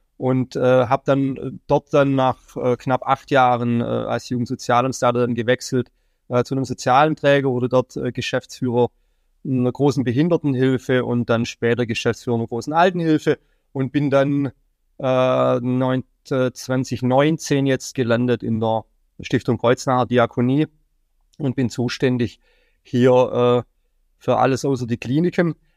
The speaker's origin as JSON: {"language": "German", "region": "Baden-Württemberg", "country": "Germany", "moved": "yes", "lives_now": "Mainz, Germany", "said": "ich komme ursprünglich aus Baden-Württemberg"}